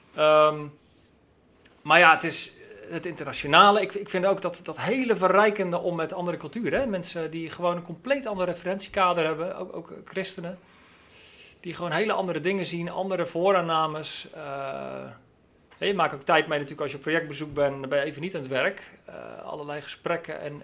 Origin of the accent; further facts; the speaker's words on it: Netherlands; we dat als Nederlanders